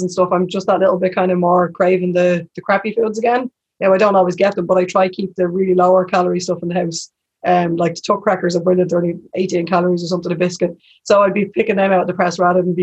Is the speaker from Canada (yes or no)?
no; Dublin, Leinster, Ireland; now in Tallaght, Ireland; I'm from Crumlin originally, I live in Tala